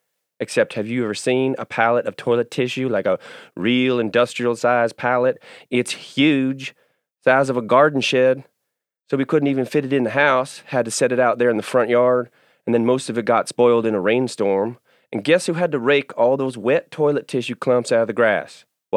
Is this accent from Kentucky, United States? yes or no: yes; Kentucky, United States; I grew up in Kentucky, outside of Louisville.